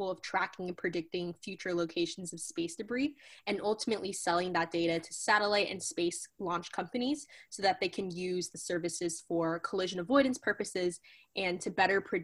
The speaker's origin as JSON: {"language": "English", "town": "Orlando", "region": "Florida", "country": "United States", "tie": "born or raised there", "also_born_or_lived": "Atlanta, Georgia", "moved": "as an adult", "lives_now": "Arizona, United States", "said": "I moved to Orlando when I was around 5"}